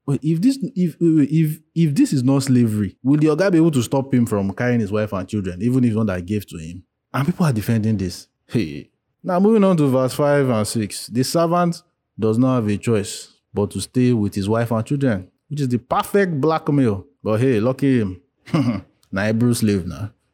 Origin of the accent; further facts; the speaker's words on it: Nigeria; as Nigerians, as black-skinned people